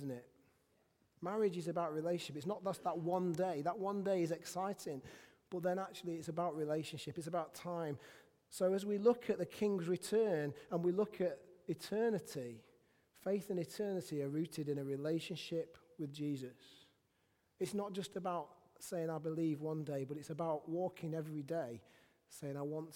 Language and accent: English; England, United Kingdom; I'm not a Christian because I was born in England